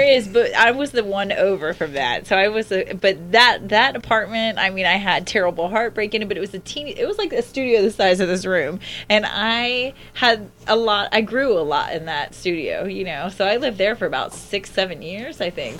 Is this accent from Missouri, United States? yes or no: no; Alachua, Florida, United States; moved away; a very small town called Alachua, uh, Florida